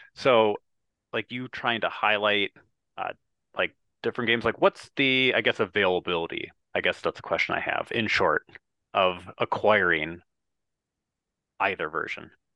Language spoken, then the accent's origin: English; Wisconsin, United States; I am from Wisconsin